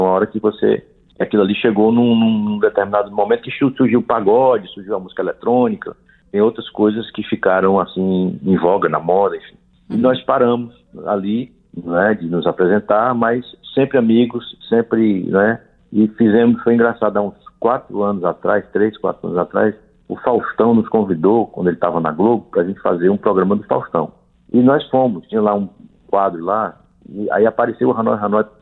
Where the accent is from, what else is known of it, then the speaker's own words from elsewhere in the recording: Ceará, Brazil; Apesar de nós não sermos mineiros, sou cearense